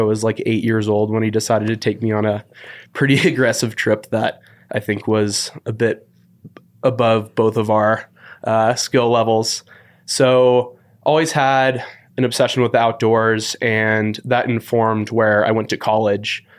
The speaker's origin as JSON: {"language": "English", "town": "San Francisco", "region": "California", "country": "United States", "tie": "born or raised there", "also_born_or_lived": "Walla Walla, Washington", "moved": "as an adult", "said": "born and raised in San Francisco"}